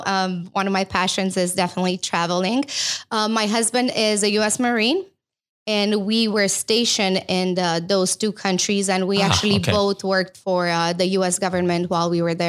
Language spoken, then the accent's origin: English; Romania; English is a second language; moved away as an adult; now in United States; I know I lost a little bit of my accent, but I think it comes out when I'm nervous, maybe just a tiny bit. But yeah, so I'm from Romania and I've been in US for the past, I would say 16 years now.